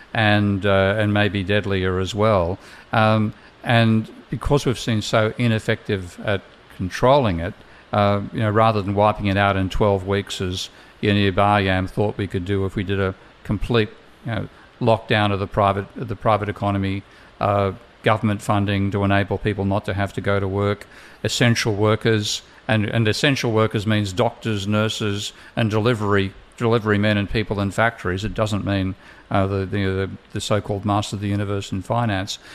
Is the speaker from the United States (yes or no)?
no; Australia; being Australian